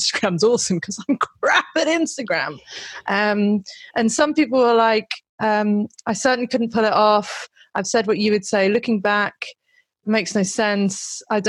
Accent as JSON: {"language": "English", "country": "United Kingdom", "said": "I'm British"}